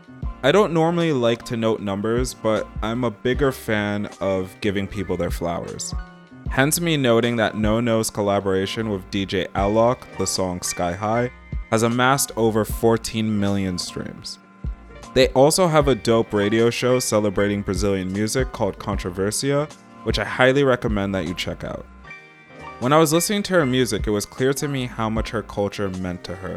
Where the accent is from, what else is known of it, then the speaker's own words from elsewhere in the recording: London, United Kingdom; now in New York, United States; And I bring this up because I grew up a bit in London myself. I'm in New York.